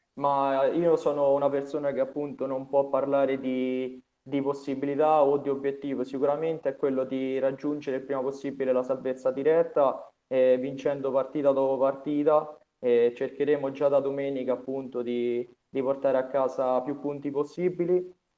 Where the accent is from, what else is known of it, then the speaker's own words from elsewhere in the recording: Vasanello, Lazio, Italy; da quando giocavo nel mio paese a Vasanello